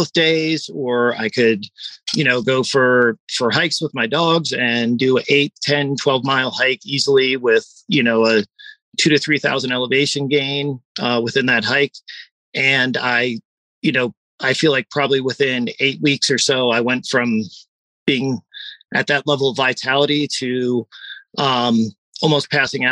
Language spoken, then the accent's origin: English; East Coast, United States; growing up on the East Coast